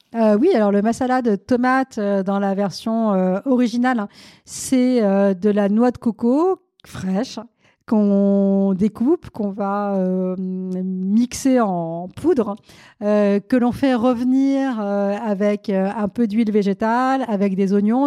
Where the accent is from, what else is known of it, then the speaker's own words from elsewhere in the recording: France; also born or lived in India; Je suis née en Inde, mais je suis arrivée en France lorsque j'étais toute petite